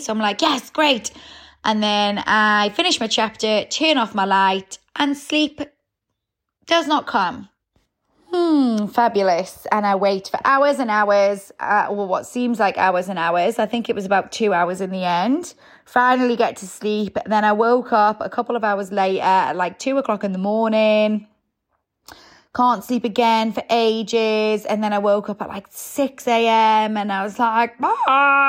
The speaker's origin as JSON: {"language": "English", "town": "Newcastle", "region": "North East England", "country": "United Kingdom", "said": "because I'm a Geordie, so anyone born in Newcastle seems to be able to drink so much without much effects happening."}